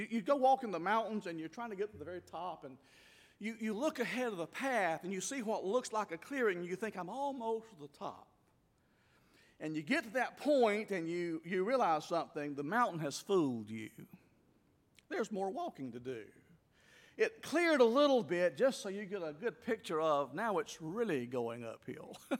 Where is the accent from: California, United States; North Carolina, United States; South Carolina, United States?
South Carolina, United States; moved away as an adult; South Carolina. to my hometown